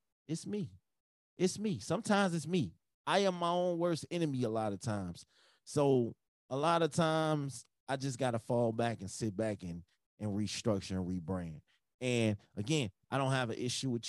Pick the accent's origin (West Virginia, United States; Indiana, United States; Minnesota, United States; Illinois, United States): Illinois, United States; Chicago; I'm from Chicago.